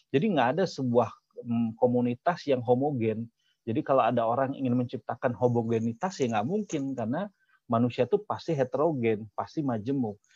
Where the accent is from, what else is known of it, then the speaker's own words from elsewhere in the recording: West Java, Indonesia; Saya orang Sunda, ada yang orang Jawa, ada orang Batak, orang Madura, orang Cina, orang Arab.